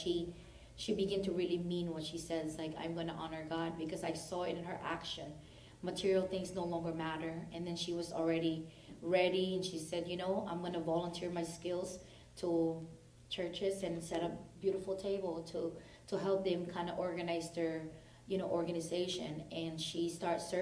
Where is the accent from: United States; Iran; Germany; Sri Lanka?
Iran; Tehran, Tehran Province; I'm from Tehran